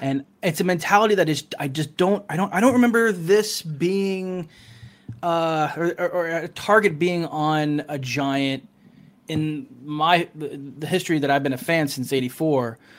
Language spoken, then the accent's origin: English; Morristown, New Jersey, United States; also born or lived in California / Denver, Colorado; now in Lewisburg, United States; I'm originally from um, uh, from Morristown